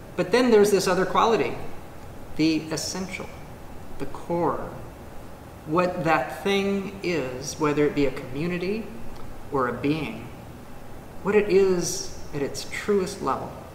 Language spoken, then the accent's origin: English; United States; as an American